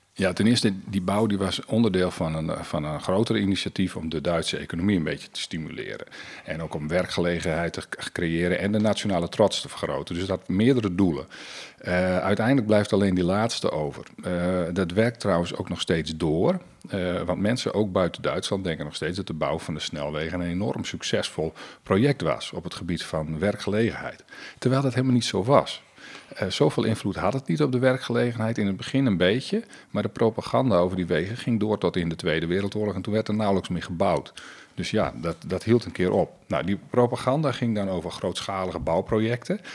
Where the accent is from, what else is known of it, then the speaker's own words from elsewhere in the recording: Friesland, Netherlands; Ik als Fries